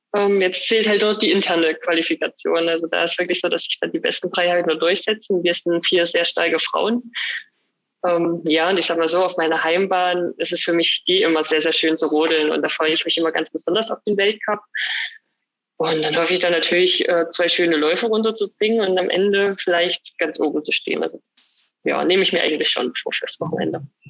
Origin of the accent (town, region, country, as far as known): Annaberg-Buchholz, Saxony, Germany; born or raised there; also born or lived in Oberwiesenthal